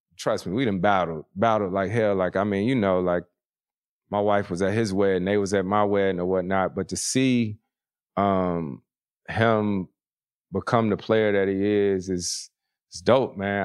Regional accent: Winston-Salem, North Carolina, United States; moved away; a baseball team, triple A team in my hometown, the Winston-Salem Dash

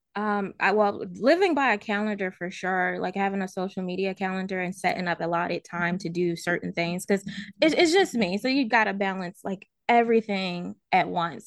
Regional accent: Baltimore, Maryland, United States; moved away as an adult; also born or lived in Virginia / Los Angeles; now in Ohio, United States; I'm originally from Baltimore, Maryland.

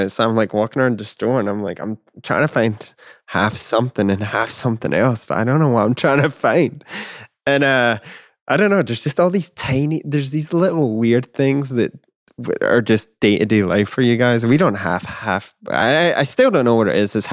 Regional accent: Scotland, United Kingdom; growing up in Scotland, that's I'd be like, yeah, I can get you half Scotch and half something else.

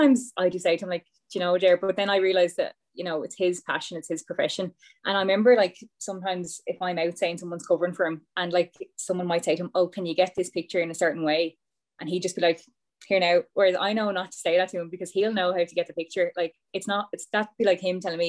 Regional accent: Ireland; as Irish people

